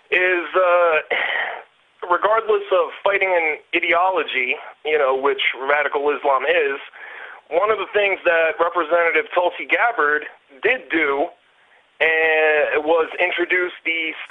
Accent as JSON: {"language": "English", "country": "United States", "moved": "yes", "lives_now": "Warsaw, Poland", "said": "I'm an American citizen, but I'm living in Warsaw, Poland right now."}